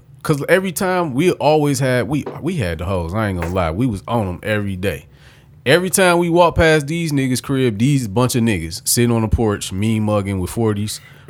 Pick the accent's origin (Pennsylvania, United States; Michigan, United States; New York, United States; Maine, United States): Michigan, United States; Detroit; I'm from Warren at the time. I'm from Warren Ave. I stayed Warren and Lillybridge.